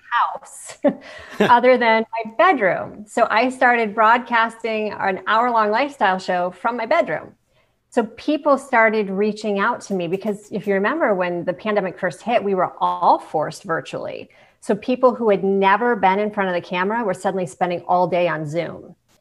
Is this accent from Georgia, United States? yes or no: no; Ohio, United States; moved away; I grew up in Ohio